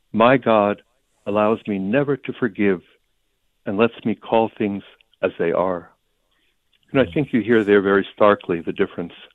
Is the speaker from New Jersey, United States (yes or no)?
yes; New Jersey, United States; first language Ukrainian; English is a second language; now in Boston, United States; I was born in New Jersey in 1954